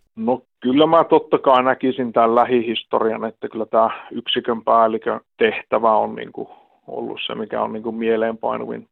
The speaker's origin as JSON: {"language": "Finnish", "town": "Tornio", "region": "Lapland", "country": "Finland", "moved": "yes", "lives_now": "Oulu, Finland", "said": "mä oon itsekin Torniosta lähtösi ja, ja tosiaan yhdeksänkymmentäluvun loppupuolella on muuttanut sieltä Ouluun"}